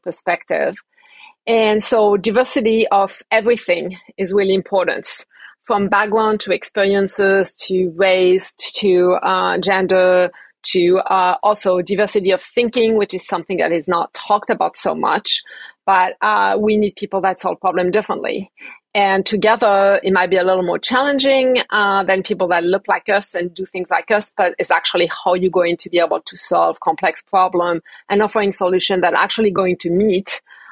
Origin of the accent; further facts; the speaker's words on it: Paris, Île-de-France, France; moved away as an adult; now in United States; I was born and raised in Paris